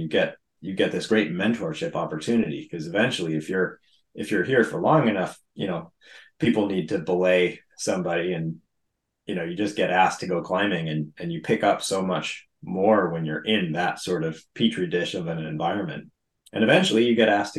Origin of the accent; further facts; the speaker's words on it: New England, United States; So I grew up here in New England, where I still live